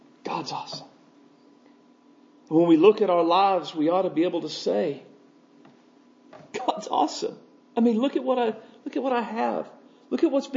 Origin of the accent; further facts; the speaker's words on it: United States